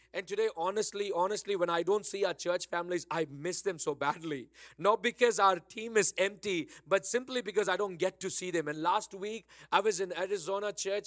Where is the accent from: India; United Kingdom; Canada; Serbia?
India; Bangalore, Karnataka; accent: Bangalore; now in Dallas, United States; my original Bangalore, na, my Bangalore accent